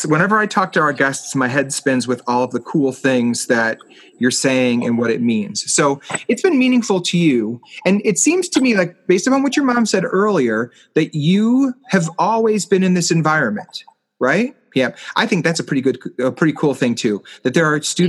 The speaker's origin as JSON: {"language": "English", "town": "Chicago", "region": "Illinois", "country": "United States", "tie": "born or raised there", "said": "my hometown has a beautiful art museum"}